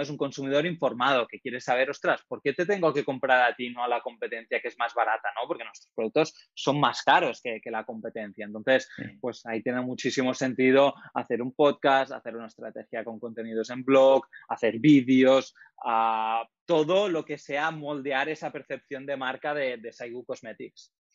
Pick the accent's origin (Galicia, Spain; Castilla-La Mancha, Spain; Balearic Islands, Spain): Balearic Islands, Spain; Menorca; now in Valencia, Spain; estoy ahora mismo viviendo en Valencia, lo que soy de Menorca